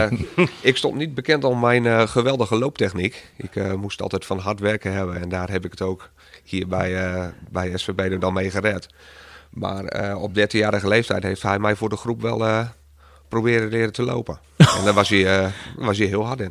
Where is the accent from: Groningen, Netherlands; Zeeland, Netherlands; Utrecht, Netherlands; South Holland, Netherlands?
Groningen, Netherlands; Bedum; ik uit Bedem kom